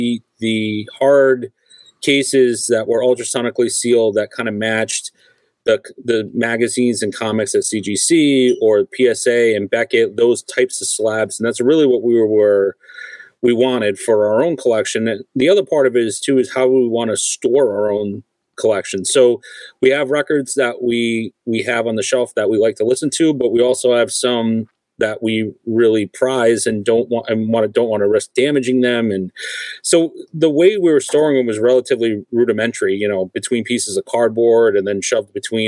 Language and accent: English; Rhode Island, United States; We grew up together in Rhode Island, and we were all collectors